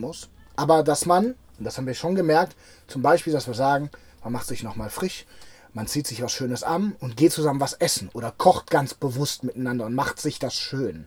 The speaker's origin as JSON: {"language": "German", "town": "Cologne", "region": "North Rhine-Westphalia", "country": "Germany", "tie": "born or raised there", "said": "meine Heimatstadt"}